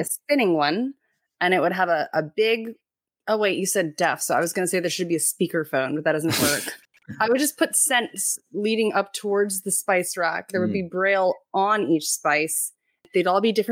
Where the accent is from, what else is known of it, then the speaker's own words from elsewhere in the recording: Japan; moved away; I was born in Japan